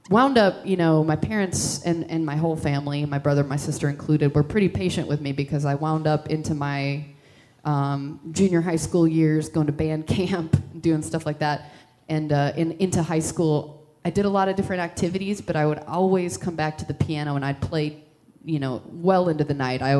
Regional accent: Midwest, United States; also born or lived in Texas / Indiana / Minnesota / Iowa; I moved all over the Midwest. Uh, I was born in Texas, lived there briefly, I lived in Indiana, Minnesota, and Iowa, all really small towns.

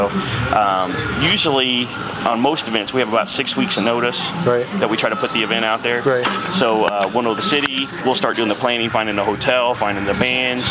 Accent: Indianapolis, Indiana, United States; Indianapolis is my hometown

